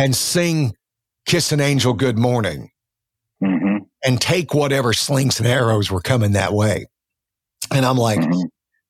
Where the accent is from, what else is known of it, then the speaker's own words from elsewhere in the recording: South Alabama, United States; I grew up in South Alabama